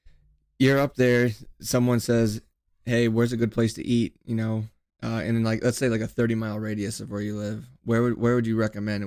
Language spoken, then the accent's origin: English; Midwest, United States; I was born and raised in the Midwest